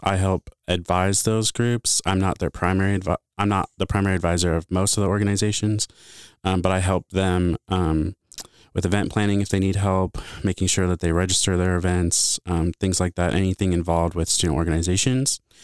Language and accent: English; Bloomington, Illinois, United States; moved away; also born or lived in Honolulu, Hawaii / Treasure Island, California; I grew up in Bloomington, Illinois.